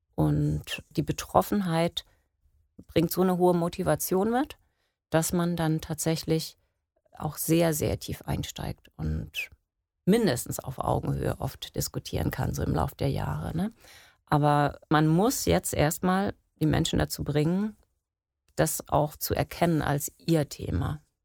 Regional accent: Geesthacht, Schleswig-Holstein, Germany; ich bin in Geesthacht aufgewachsen

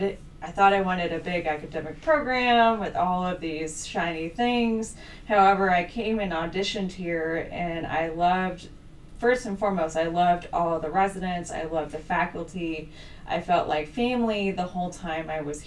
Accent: Midwest, United States; also born or lived in Boston / Minnesota / Indianapolis; I am from the Midwest, born and raised with little forays in Boston as well as Minnesota

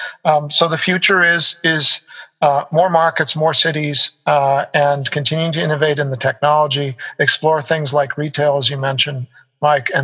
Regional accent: Canada; moved away as an adult; also born or lived in United States; now in Singapore; I come from North America, you know, lived in the US, grew up in Canada

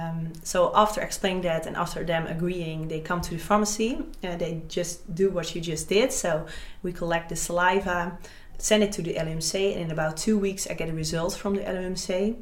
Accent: Gelderland, Netherlands; I'm … from Gelder.

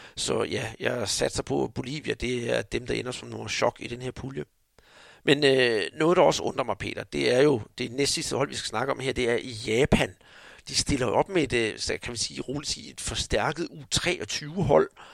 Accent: Denmark; vi her hjemme i Danmark

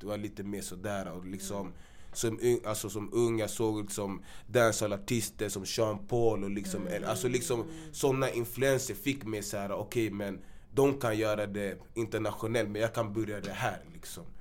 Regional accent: Gambia; now in Sweden; jag är från Gambia också

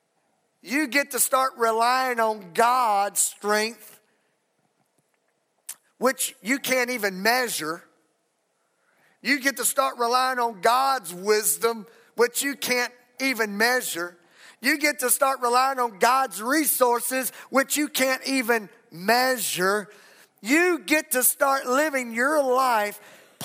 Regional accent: Texas, United States; I'm from Texas.

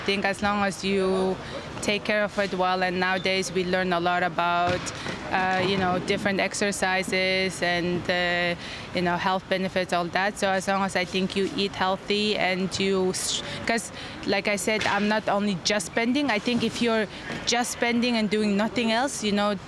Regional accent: Mongolia; I'm a contortionist at Totem, and I'm from Mongolia.

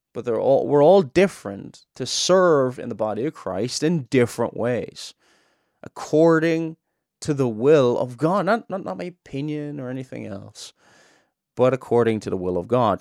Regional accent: Cork, Munster, Ireland; now in Northern Ireland, United Kingdom; I'm not originally from Northern Ireland. I'm from Cork in the south.

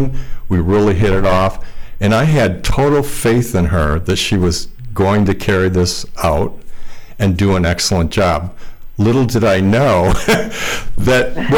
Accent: Jamestown, New York, United States; I'm from Jamestown, New York

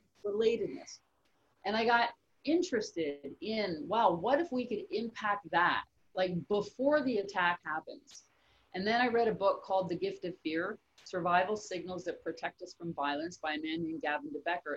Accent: Canada; I'm from Canada

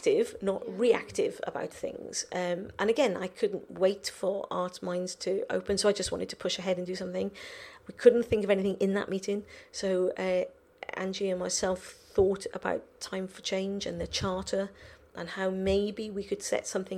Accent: Welsh, Wales, United Kingdom; I'm Welsh

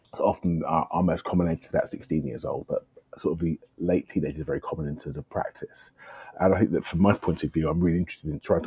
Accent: London, United Kingdom; I love being a Londoner

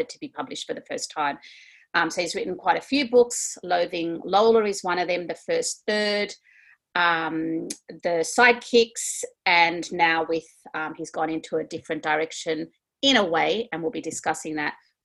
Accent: Sydney, New South Wales, Australia; we're from Sydney.

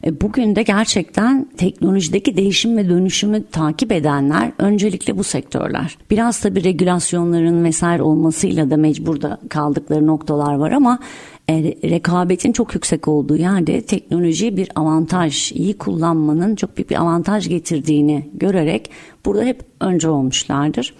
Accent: Antalya, Turkey; moved away

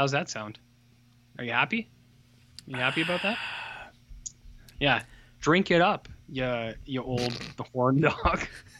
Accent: Canada

